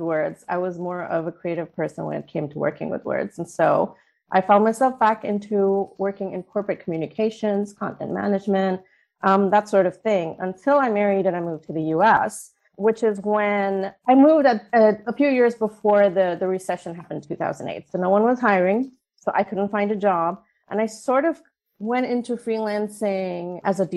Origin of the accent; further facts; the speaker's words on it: India; moved away as an adult; also born or lived in Oman; now in United States; I was born and raised in India for the most part, was raised in Oman for my formative years, and then moved back to India for high school and education